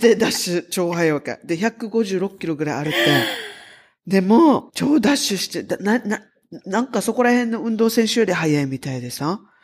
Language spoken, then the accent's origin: Japanese; Okinawa, Japan; 沖縄出身